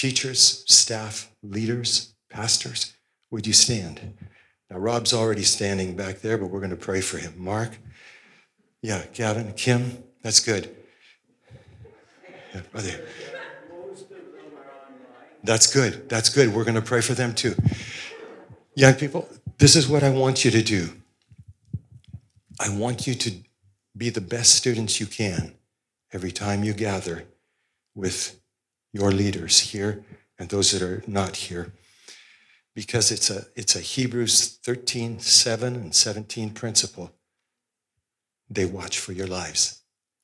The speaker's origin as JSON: {"language": "English", "town": "Osoyoos", "region": "British Columbia", "country": "Canada", "tie": "born or raised there", "said": "I grew up in Osoyoos and went to the Pentecostal church"}